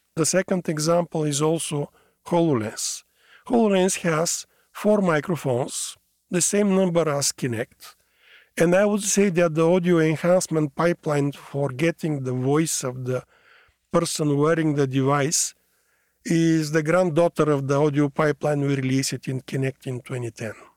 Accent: Bulgaria; moved away as an adult; also born or lived in Sofia, Bulgaria; now in Washington, United States; I'm born in a small country in Southeast Europe called Bulgaria

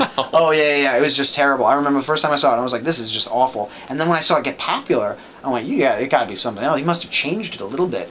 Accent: New York, United States; growing up in New York

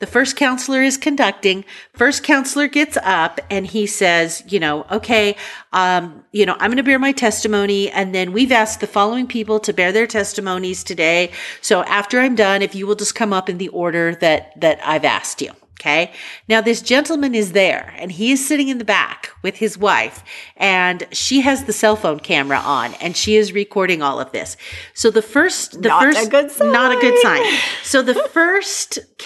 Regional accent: Nampa, Idaho, United States; now in Boise, United States; We grew up in Nampa

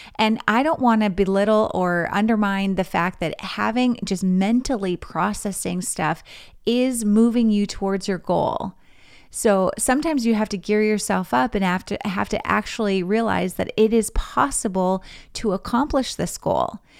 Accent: Grand Forks, North Dakota, United States; moved away as an adult; also born or lived in Missouri; my hometown in Grand Forks, North Dakota

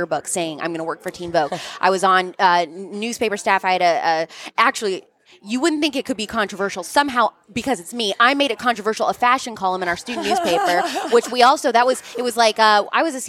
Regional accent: outside Louisville, Southern Indiana, United States; I grew up right outside of Louisville in Southern Indiana

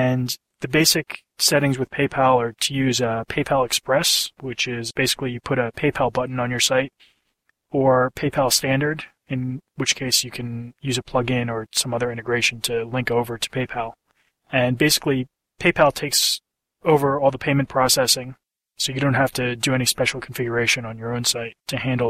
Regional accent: New Jersey, United States; I've been back in my home state of New Jersey

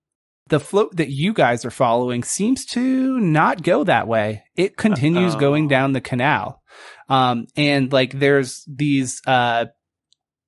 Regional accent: Northeast, United States; I think we're all from the Northeast

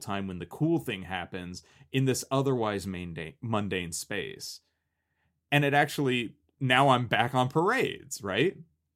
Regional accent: California, United States; I didn't feel any pride for my home state

